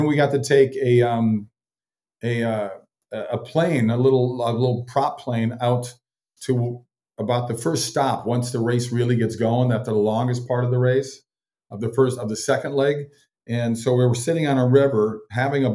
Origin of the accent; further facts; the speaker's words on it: Minnesota, United States; I grew up in Minnesota, so I grew up in that ultra cold, cold weather